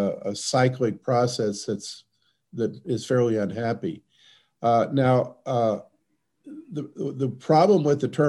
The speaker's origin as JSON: {"language": "English", "region": "Texas", "country": "United States", "tie": "born or raised there", "also_born_or_lived": "Milwaukee", "moved": "yes", "lives_now": "La Crosse, United States", "said": "I'm from Texas, which has the same climate as sort of mid-Australia"}